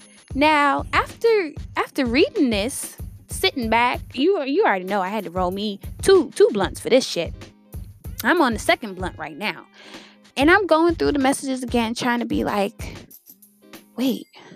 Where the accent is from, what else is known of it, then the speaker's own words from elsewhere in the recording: Worcester, Massachusetts, United States; now in Houston, United States; I grew up in a small town. I grew up in Worcester, Massachusetts. It's right outside of Boston